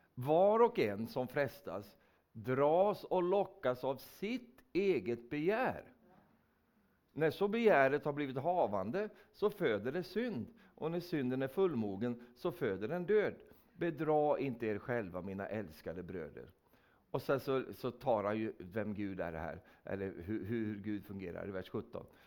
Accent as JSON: {"language": "Swedish", "country": "Sweden", "said": "jag är en vänlig svensk"}